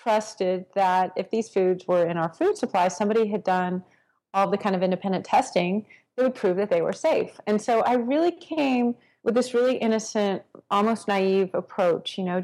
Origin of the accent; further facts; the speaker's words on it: Texas, United States; I grew up in Texas